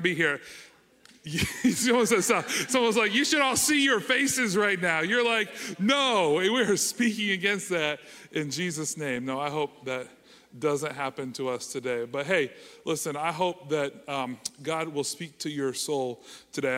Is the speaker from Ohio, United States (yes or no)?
yes; Canal Winchester, Ohio, United States; I was born and raised in Kanawha Winchester, grew up here, graduated from Kanawha Winchester High School